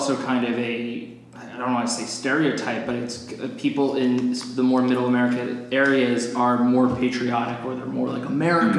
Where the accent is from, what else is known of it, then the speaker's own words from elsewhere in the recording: New Jersey, United States; also born or lived in Boston; now in Los Angeles, United States; I'm from New Jersey, and I grew up on the beach.